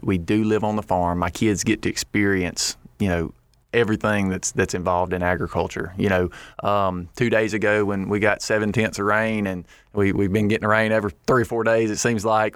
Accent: Lake Providence, Louisiana, United States; we're from Northeast Louisiana, from Lake Providence, and we farm rice, corn, and soybeans.

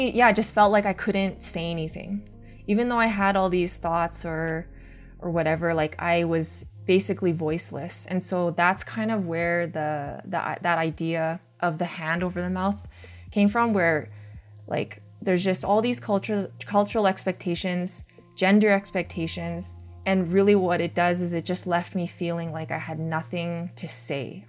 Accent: Calgary, Alberta, Canada; the setting I grew up in Calgary.

